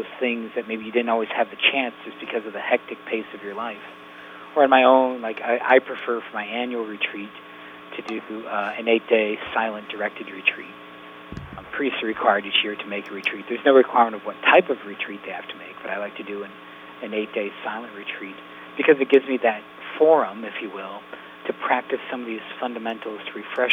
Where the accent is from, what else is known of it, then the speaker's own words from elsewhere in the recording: Yankton, South Dakota, United States; Bob Winter's basketball camp in Yankton, I used to go to growing up because it was in Yankton, and I'm from Yankton.